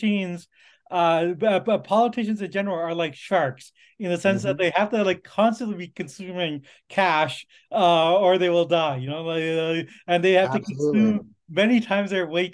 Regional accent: Canada; as a Canadian

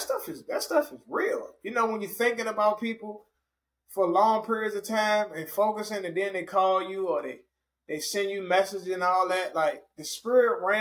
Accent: Richmond, Virginia, United States; I was a radio host for a year in my hometown of Richmond, Virginia

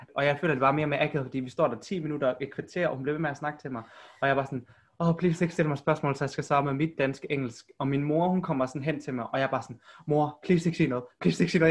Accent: Aarhus, Central Denmark Region, Denmark; also born or lived in South Korea; jeg er fra Aarhus, eller om jeg skal sige, at jeg er fra Korea

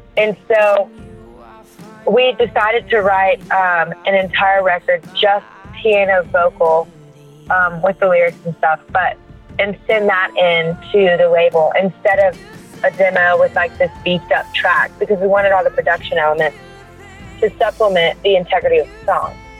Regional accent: Louisiana, United States; I'm from Louisiana

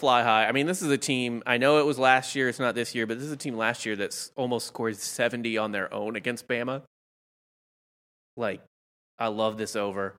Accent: Missouri, United States; Like, if I just said I'm from Missouri.

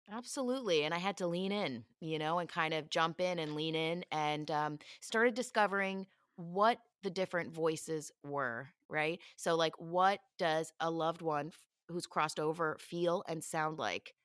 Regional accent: Philadelphia, Pennsylvania, United States; moved away as an adult; I grew up in Philly

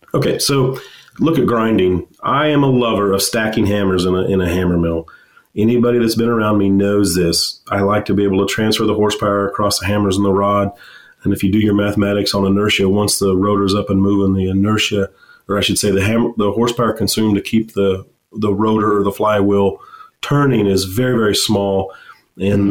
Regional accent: Western Kansas, United States; I grew up in Western Kansas on a farm and went to K State

